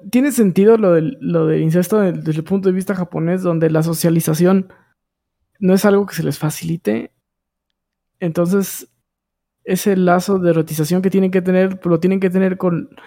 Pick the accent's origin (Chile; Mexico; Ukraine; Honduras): Mexico; northern Mexico; soy norteño